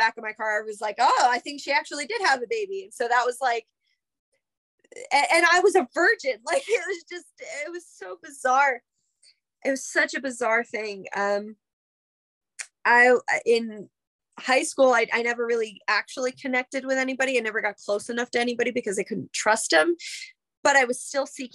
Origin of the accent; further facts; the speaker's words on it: Millville, New Jersey, United States; Union Lake in Millville, my hometown